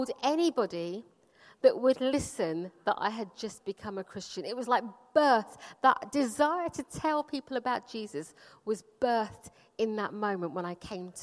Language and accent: English; London, United Kingdom; also born or lived in Punjab, India; I grew up in Wimbledon, which is like a really nice place to get to grow up.